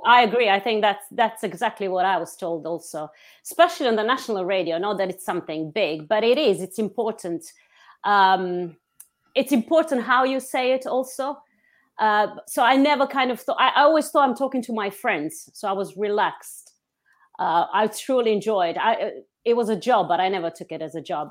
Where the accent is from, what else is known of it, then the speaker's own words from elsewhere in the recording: Montenegro; moved away as an adult; now in London, United Kingdom; I was born in Montenegro, but I'm very much British